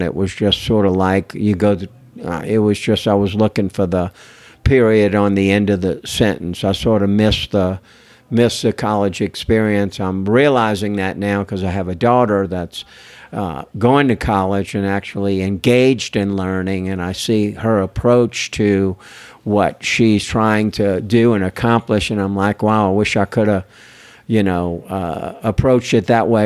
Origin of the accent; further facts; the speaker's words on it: New Orleans, Louisiana, United States; I'm from New Orleans, Louisiana. Everybody's creative